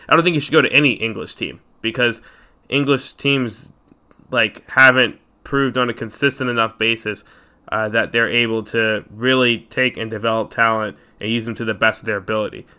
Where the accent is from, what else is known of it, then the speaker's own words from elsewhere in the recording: United States; we're American